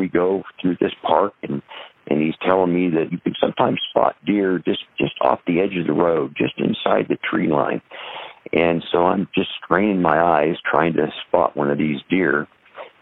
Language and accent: English; Des Moines, Iowa, United States; also born or lived in Ida Grove, Iowa; I'm from Des Moines area. I grew up on a small farm or acreage just outside the edge of Des Moines